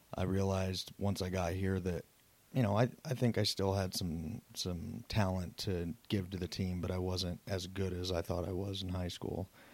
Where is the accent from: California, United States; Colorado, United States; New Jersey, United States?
Colorado, United States; Southeast Wyoming, Northwest; moved away as an adult; I'm originally from Southeast Wyoming, Northwest Colorado, played sports all my life